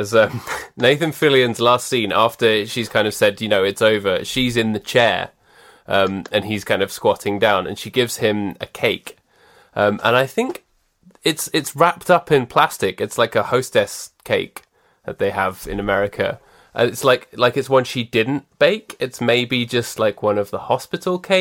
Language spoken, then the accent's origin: English; United Kingdom; as British people